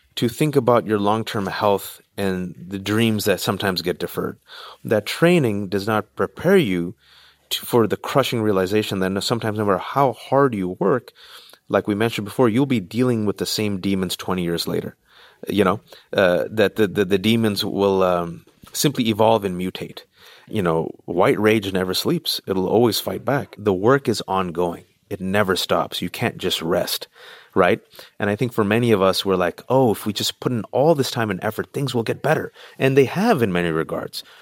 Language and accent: English; Bay Area, California, United States; I'm in California, born and raised in the Bay Area, Tupac-Asani immigrant parents